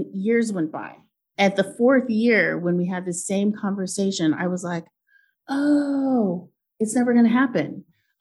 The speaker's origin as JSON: {"language": "English", "town": "Portland", "region": "Oregon", "country": "United States", "tie": "born or raised there", "said": "I grew up in Portland"}